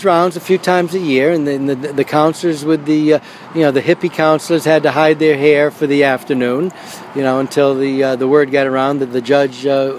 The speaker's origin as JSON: {"language": "English", "town": "New Bedford", "region": "Massachusetts", "country": "United States", "tie": "born or raised there", "said": "I grew up in New Bedford, Massachusetts. And I'm one of 11 … that have risen the ranks of Camp Avoda."}